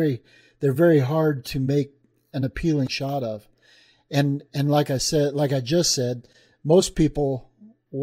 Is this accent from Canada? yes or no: no; Thermopolis, Wyoming, United States; I grew up in Thermopolis, Wyoming